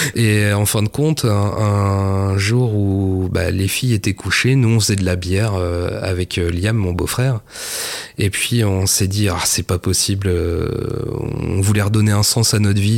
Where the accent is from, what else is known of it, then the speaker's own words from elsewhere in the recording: Mortagne-au-Perche, Normandy, France; also born or lived in Le Mans; j'ai grandi euh, bah, à Mortagne au Perche, précisément. Et euh, comme tous les percherons, je suis né au Mans